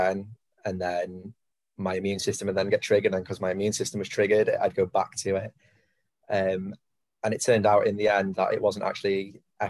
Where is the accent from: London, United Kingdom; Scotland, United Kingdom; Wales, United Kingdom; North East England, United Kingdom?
Wales, United Kingdom; Anglesey; growing up on Anglesey